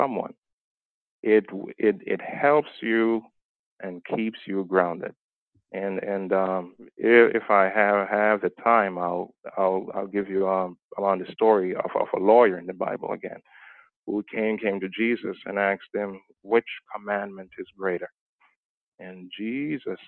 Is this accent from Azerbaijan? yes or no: no; Jamaica; moved away; my background is that I was born in Jamaica.